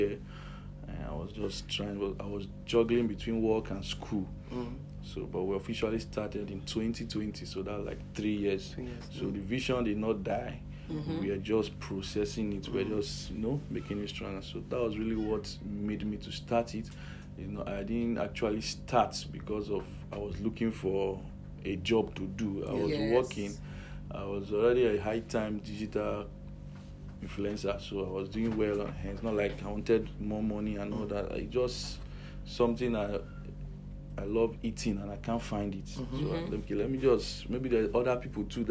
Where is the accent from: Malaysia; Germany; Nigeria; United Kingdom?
Nigeria; Port Harcourt, Rivers State; also born or lived in Edo State; now in Benin City, Nigeria; I grew up in Port Harcourt. Yes, River State.